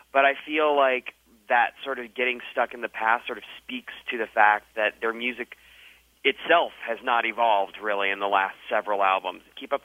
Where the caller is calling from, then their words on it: New York, United States; I'm calling from New York.